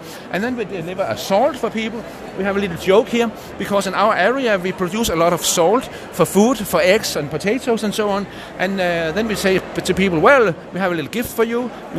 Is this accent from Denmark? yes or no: yes; Denmark; first language Danish; English is a second language; We are from Denmark